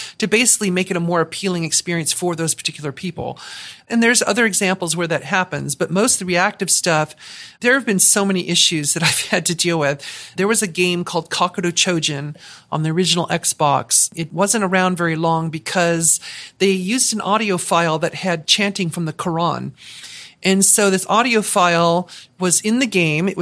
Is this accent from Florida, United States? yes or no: no; Southern California, United States; moved away as an adult; also born or lived in Seattle, Washington; born and raised in Southern California, lived in Seattle for half my life, so very West Coast U.S. kind of mindset